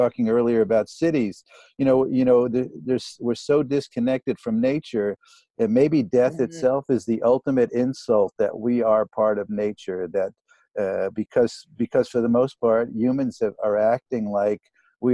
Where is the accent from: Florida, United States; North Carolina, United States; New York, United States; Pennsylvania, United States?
New York, United States; New York City; now in Maui, United States; I grew up in New York City.